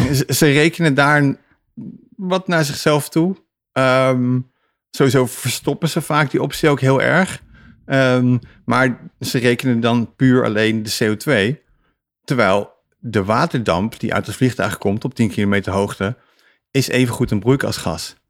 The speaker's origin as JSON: {"language": "Dutch", "country": "Netherlands", "said": "als Nederlander"}